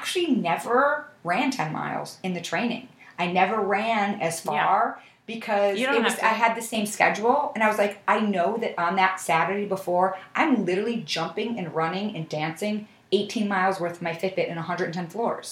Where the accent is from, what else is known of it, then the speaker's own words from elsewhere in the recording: Buffalo, New York, United States; moved away as an adult; now in New York City, United States; I grew up in Buffalo